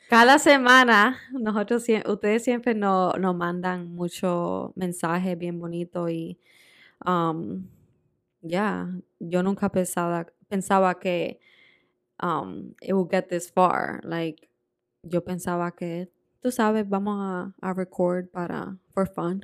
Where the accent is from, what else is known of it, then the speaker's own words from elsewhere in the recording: New Jersey, United States; also born or lived in Dominican Republic / Puerto Rico; growing up in Jersey was also very different